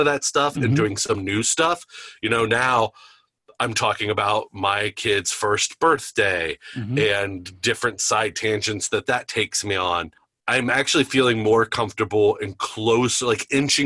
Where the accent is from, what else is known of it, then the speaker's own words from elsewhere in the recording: Campbell County, Northern Kentucky, United States; I grew up in Campbell County. I went to Campbell County High School